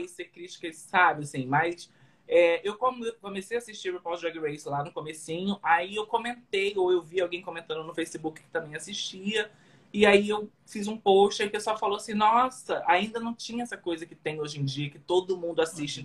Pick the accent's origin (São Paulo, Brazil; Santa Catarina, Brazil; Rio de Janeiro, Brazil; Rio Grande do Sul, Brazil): Rio de Janeiro, Brazil; moved away as an adult; now in New York, United States; lá no Rio de Janeiro, sou do Rio